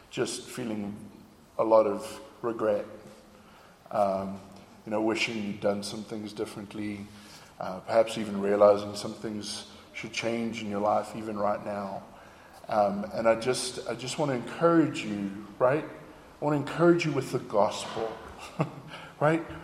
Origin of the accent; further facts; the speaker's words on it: South Africa; accent: South African; now in United States; But after 12 years in America, uh, my accent was very, very confused. Okay? And I, I loved my South African accent. I didn't want to lose my South African accent.